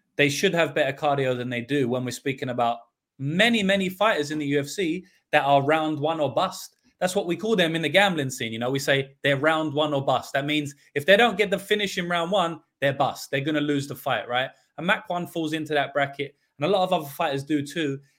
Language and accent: English; London, United Kingdom; in the U K, I grew up in London